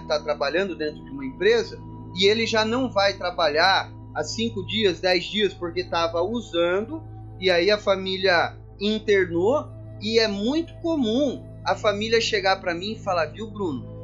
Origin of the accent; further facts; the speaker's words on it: São Paulo interior, Brazil; eu que sou de São Paulo, capital, São Paulo interior, mas já fui algumas vezes à capital